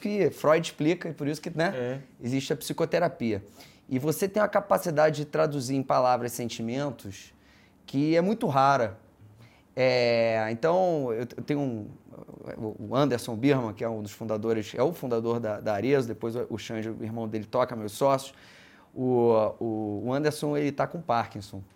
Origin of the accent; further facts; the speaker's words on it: Rio de Janeiro, Brazil; eu estudei em escola judaica né, a vida toda, estudei no Liesing, que é uma escola judaica no Rio, onde meus filhos estudam hoje